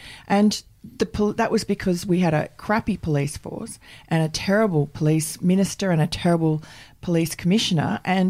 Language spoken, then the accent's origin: English; New York, United States; born there; I was born in Jamaica, Queens, which is Donald Trump territory.